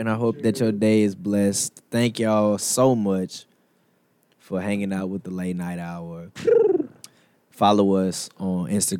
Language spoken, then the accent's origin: English; Beaumont, Texas, United States; Everything that we do in Beaumont is in Houston, and I'm only an hour